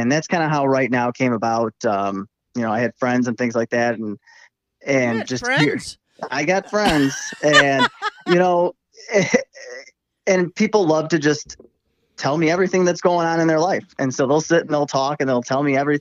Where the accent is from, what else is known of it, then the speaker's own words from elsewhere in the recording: Midwest, United States; accent: twang; I grew up in the Midwest. I've lived here my whole life